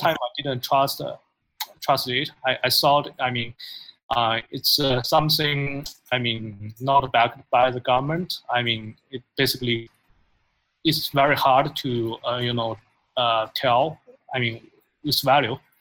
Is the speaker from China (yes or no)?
yes; China; moved away as an adult; now in United States; I'm from China. Uh, I I uh, I was born and uh, educated there, but after uh, I graduated from college, I moved to United States uh, like 11 years ago.